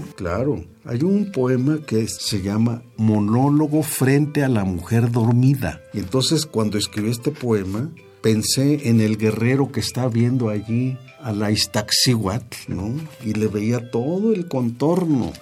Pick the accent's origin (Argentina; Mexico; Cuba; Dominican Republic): Mexico; moved away; somos mexicanos